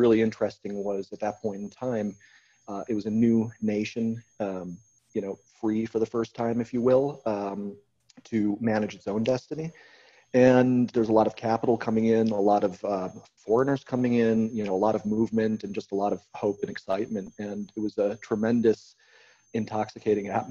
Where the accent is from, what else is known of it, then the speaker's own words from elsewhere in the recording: United States; also born or lived in Croatia; I'm American